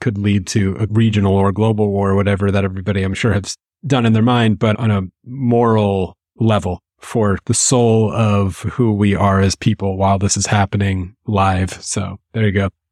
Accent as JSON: {"language": "English", "country": "United States", "said": "American Jews"}